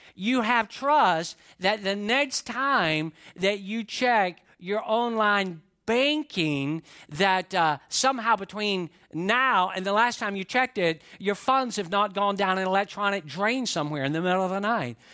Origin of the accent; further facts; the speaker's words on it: Atlanta, Georgia, United States; I grew up in the Atlanta area